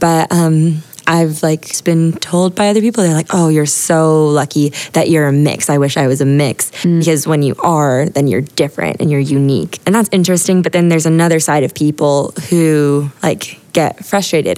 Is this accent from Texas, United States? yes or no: no; Honolulu, Hawaii, United States; now in San Diego, United States; I grew up in Hawaii